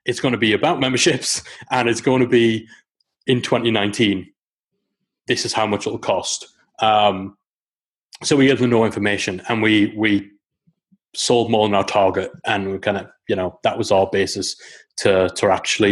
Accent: Newcastle upon Tyne, North East England, United Kingdom; It's in Newcastle upon Tyne. I chose that location because it's my hometown.

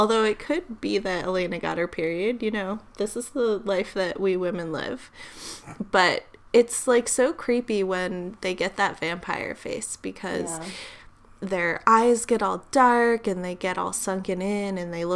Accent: Connecticut, United States; not far from where I grew up in Connecticut

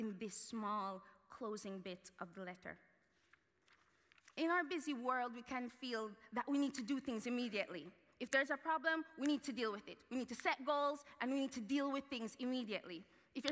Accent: Jamaica; moved away; I grew up in Jamaica

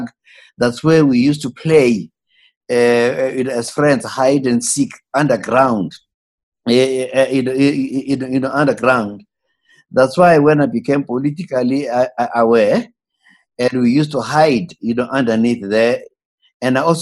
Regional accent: Witbank, Mpumalanga, South Africa; also born or lived in Springs; I was born in Springs, but grew up, in Witbank, in the coal mining town of Witbank

